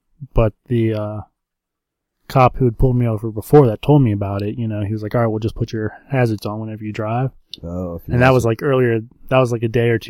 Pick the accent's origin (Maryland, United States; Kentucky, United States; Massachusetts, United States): Kentucky, United States; I'm from Kentucky.